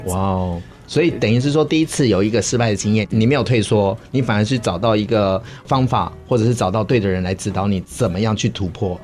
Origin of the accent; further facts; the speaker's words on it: Taiwan; 我们都是台湾人